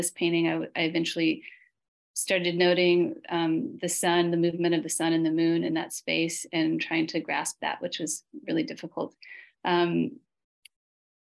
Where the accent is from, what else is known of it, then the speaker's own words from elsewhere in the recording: Memphis, Tennessee, United States; I'm from Memphis